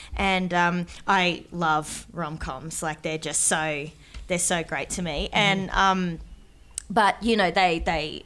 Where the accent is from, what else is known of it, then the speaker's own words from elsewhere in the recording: Darwin, Northern Territory, Australia; moved away; also born or lived in Sydney; I was from Darwin. And, and that I was a Larrakia woman from Darwin